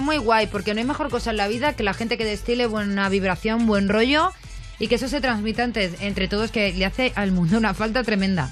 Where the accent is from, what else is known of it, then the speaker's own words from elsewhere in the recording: Talavera de la Reina, Castilla-La Mancha, Spain; now in Madrid, Spain; yo soy de Talavera de la Reina, pero llevo aquí la mitad de mi vida en Madrid